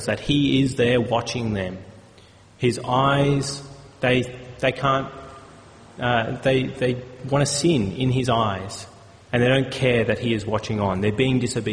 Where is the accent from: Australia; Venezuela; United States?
Australia; as Australian citizens